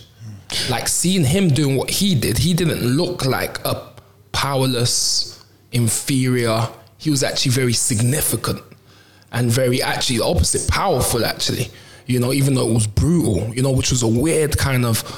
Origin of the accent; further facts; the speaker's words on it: London, United Kingdom; I grew up on the Mitesfield estate, you know, which if you're local kind of speaks for itself